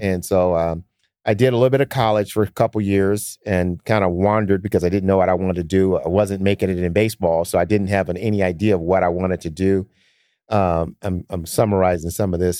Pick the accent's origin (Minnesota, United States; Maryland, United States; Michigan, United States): Michigan, United States; Detroit; now in Sacramento, United States; I grew up in Detroit in the cold